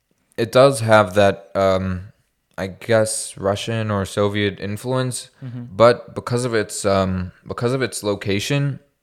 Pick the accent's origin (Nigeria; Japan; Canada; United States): Canada; Yeah, it's probably the closest, like, especially as a Canadian, as a Westerner, that you'll ever get to Afghanistan.